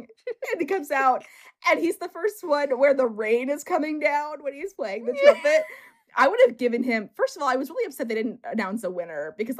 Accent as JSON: {"language": "English", "area": "Silicon Valley", "region": "California", "country": "United States", "tie": "born or raised there", "said": "I grew up in Silicon Valley."}